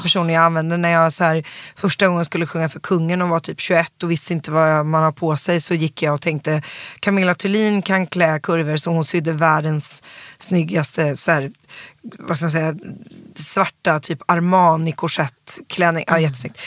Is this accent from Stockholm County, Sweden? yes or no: yes; Stockholm, Stockholm County, Sweden; also born or lived in New York; väldigt born and raised. Alltså löjligt born and raised. Jag är kollektiv i Vasastan, uppvuxen